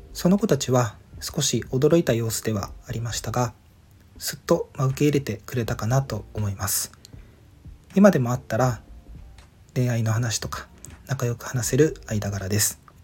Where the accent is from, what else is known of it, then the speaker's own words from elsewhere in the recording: Ishigaki, Okinawa, Japan; moved away as an adult; 地元の石垣島へみんなが遊びに来た時